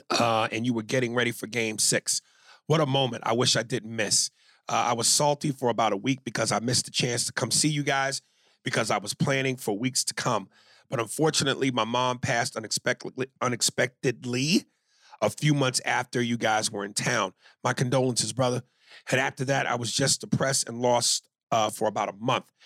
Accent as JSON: {"language": "English", "town": "Columbus", "region": "Ohio", "country": "United States", "said": "22, and I'm from Columbus, Ohio."}